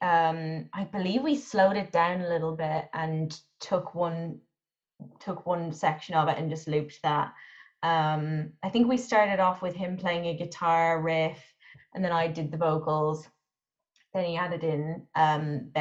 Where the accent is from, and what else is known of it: Ireland; now in London, United Kingdom